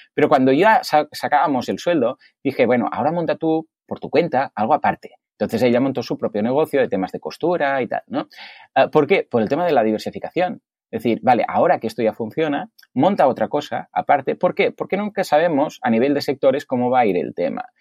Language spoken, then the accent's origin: Spanish; Mataró, Catalonia, Spain; soy de Mataró y aquí en Mataró nos llaman los capgrasos